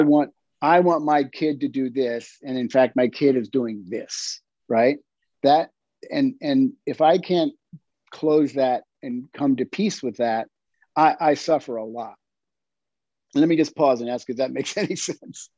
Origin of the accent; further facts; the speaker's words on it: York, Pennsylvania, United States; moved away; I grew up in York, Pennsylvania